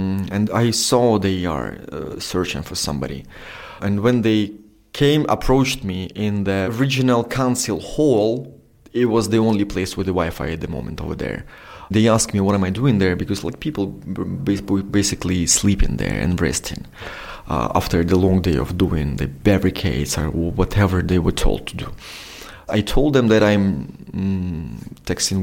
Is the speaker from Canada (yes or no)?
no; Donetsk, Donetsk Oblast, Ukraine; English is a second language; moved away as an adult; now in Kyiv, Ukraine; I'm originally from Donetsk